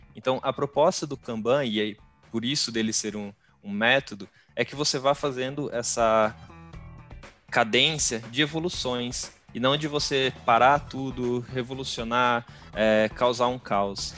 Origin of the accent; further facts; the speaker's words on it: Bauru, São Paulo, Brazil; sou aqui de Bauru, interior de São Paulo